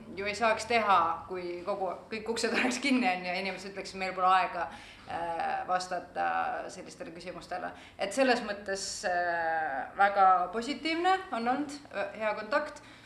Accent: Tallinn, Harju County, Estonia; now in Tartu, Estonia; ma olen tallinlane, aga ma elan Tartus

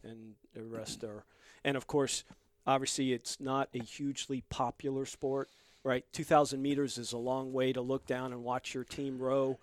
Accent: Long Island, New York, United States; also born or lived in Bronx, New York; I was born and raised in the Bronx and grew up on Long Island

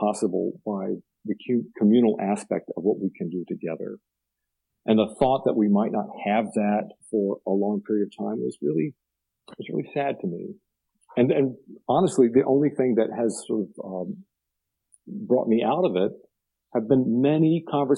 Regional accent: Blue Ridge Mountains of Virginia, United States; I grew up in near the Blue Ridge Mountains of Virginia

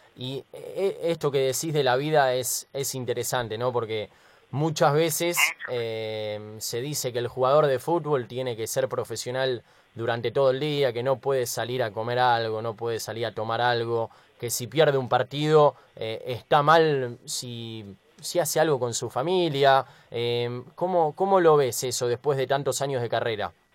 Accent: Argentina; los argentinos

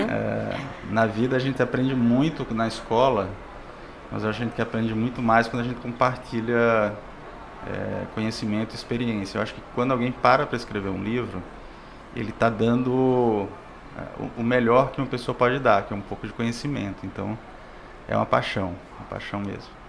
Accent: Pernambuco, Brazil; also born or lived in Natal / João Pessoa / Espírito Santo; now in Fortaleza, Brazil; Eu, eu sou pernambucano, morei em Natal, morei em João Pessoa, no Espírito Santo

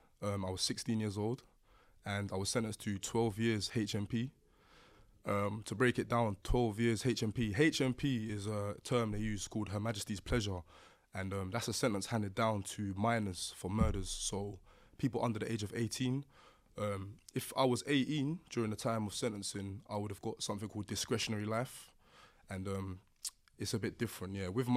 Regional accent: Lewisham, London, United Kingdom; So Lewisham originally.

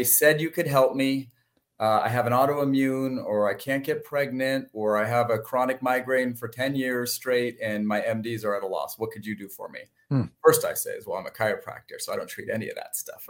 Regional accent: San Francisco North Bay, California, United States; I grew up in the North Bay, San Francisco North Bay. Just kind of born and raised there

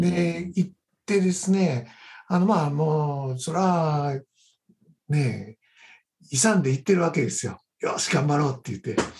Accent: Kohoku area, northern Shiga Prefecture, Japan; also born or lived in Ryuo, Shiga; 私はもともと出身は滋賀県の北の方、あの湖北地方の出身になります

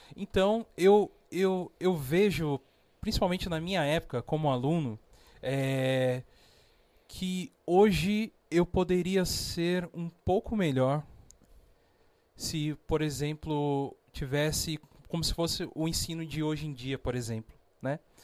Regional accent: São José dos Campos, São Paulo, Brazil; Nascido e criado aqui

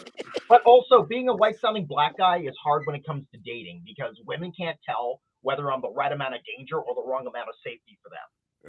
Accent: Nova Scotia, Canada; I did mention I grew up on the East Coast. And when you think of hockey in Nova Scotia, first person that people think of up here, Wayne Gretzky. But then I correct them and say Sidney Crosby. I grew up in the same town where he grew up.

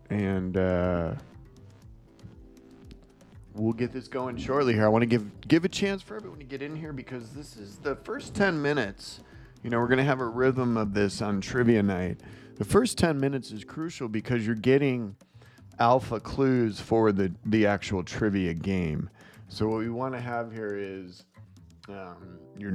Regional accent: Midwest, United States; moved away; I grew up in the Midwest

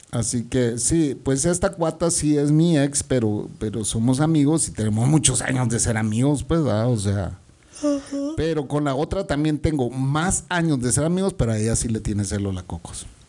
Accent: Guatemala City, Guatemala Department, Guatemala; el centro comercial de mi vecindario, pues, donde yo crecí

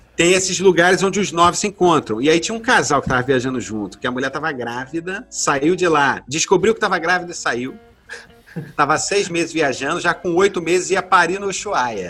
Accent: Rio de Janeiro, Brazil; Eu cresci em Jacarepaguá

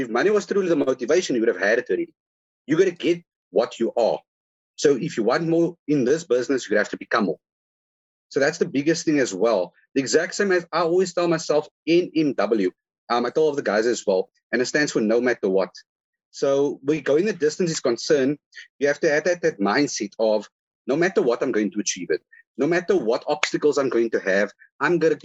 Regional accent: Cape Town, Western Cape, South Africa; I was born in Constantia Hospital.

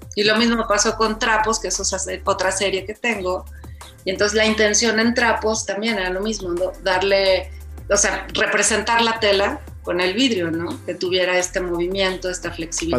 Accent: Mexico; soy más mexicana que nada

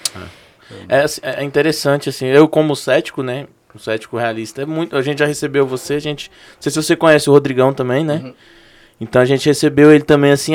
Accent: Estância, Federal District, Brazil; a gente que nasceu, que cresceu em comunidade carente, eu cresci na estância

